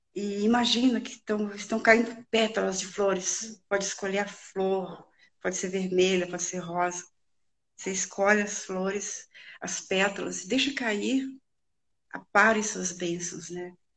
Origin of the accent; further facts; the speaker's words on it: Northeast Region, Brazil; a nordestina, que é de onde eu vim.